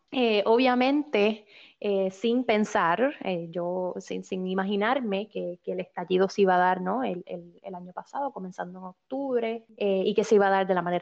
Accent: Puerto Rico; moved away as an adult; now in Canada; Porque soy, soy puertorriqueña, llevo ya unos cuantos años en, Canadá

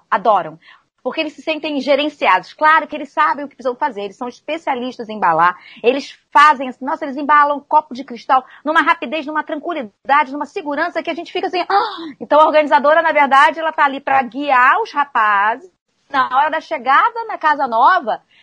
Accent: Rio de Janeiro, Brazil; Então eu atendo aqui, eu sou do Rio de Janeiro, como Jovita, né?

